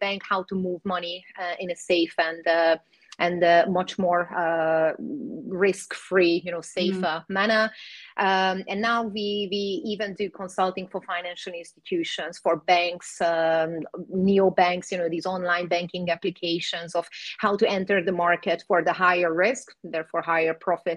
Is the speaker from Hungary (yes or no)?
yes; Hungary; moved away; also born or lived in Cyprus; I was born in Hungary, so I speak Hungarian